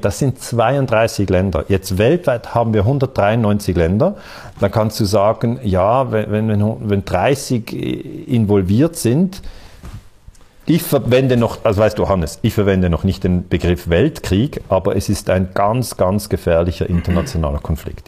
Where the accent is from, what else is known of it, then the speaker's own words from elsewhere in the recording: Switzerland; Ich bin ja aus der Schweiz